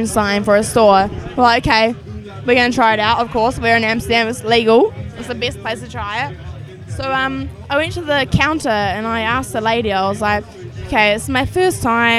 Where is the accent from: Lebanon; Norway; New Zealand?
New Zealand; moved away as an adult; also born or lived in Watford, England; now in London, United Kingdom; I moved to New Zealand when I was 3 years old to my mum's side of the family in New Zealand. So grew up there until I was 22